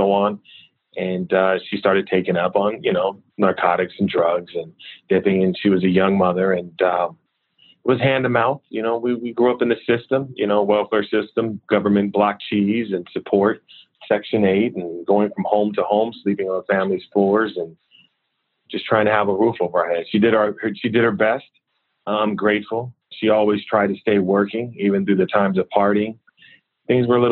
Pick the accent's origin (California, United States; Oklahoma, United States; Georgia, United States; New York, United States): California, United States; Richmond; I grew up in Richmond, California